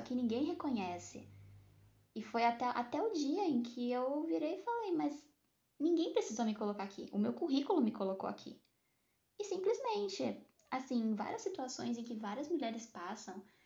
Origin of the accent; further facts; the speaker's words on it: Santos, São Paulo, Brazil; eu sou natural de Santos